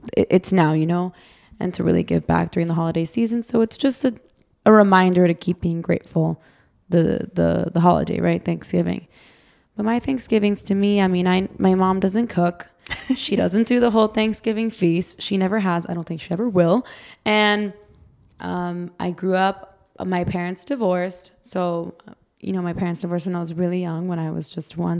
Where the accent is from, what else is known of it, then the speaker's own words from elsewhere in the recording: Brazil; now in United States; I'm from Brazil